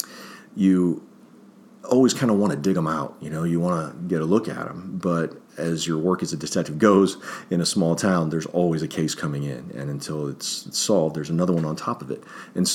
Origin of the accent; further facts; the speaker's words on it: Springfield Township, Ohio, United States; also born or lived in Akron, Ohio / Tallmadge, Ohio; I was born in Akron, raised in Springfield Township, joined the Marines right out of high school, Springfield High School, and traveled around a little bit, came back to the area